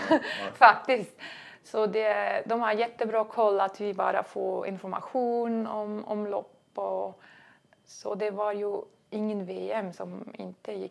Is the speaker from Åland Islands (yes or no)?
no; Switzerland; det hemma i Schweiz ja.